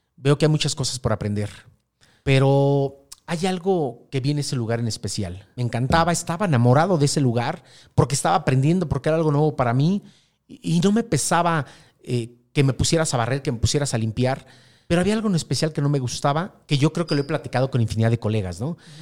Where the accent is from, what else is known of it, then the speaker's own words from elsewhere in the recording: Mexico City, Mexico; soy de la Ciudad de México